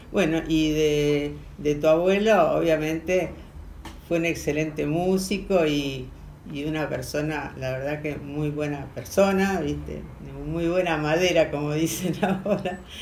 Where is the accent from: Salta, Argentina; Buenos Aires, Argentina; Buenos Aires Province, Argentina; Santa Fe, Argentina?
Santa Fe, Argentina; Rosario; Yo bien rosarina